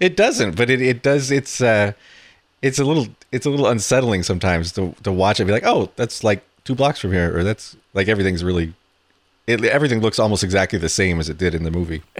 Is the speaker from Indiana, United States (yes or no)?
no; San Francisco, California, United States; born or raised there